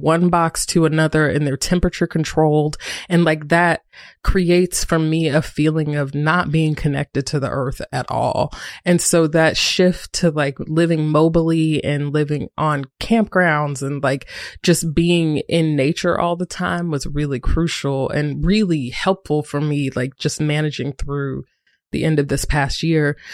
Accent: Greensboro, North Carolina, United States; moved away as an adult; also born or lived in Durham, North Carolina; I was living in Durham, North Carolina, but I'm from Greensboro, North Carolina

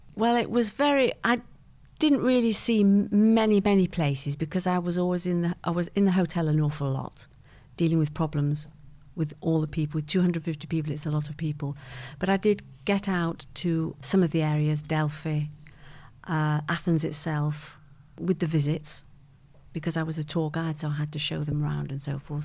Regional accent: Manchester, North West England, United Kingdom; also born or lived in Geneva; now in London, United Kingdom; I grew up in, uh, Manchester. in a place called Malvern Grove

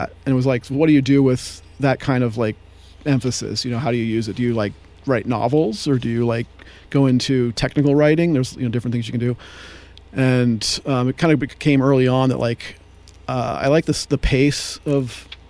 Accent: San Rafael, California, United States; moved away as an adult; now in San Luis Obispo, United States; So, I'm originally from the Bay Area. So I grew up in San Rafael.

